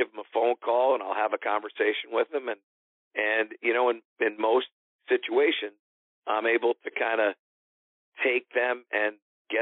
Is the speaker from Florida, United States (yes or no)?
no; Connecticut, United States; in Connecticut, which is my home state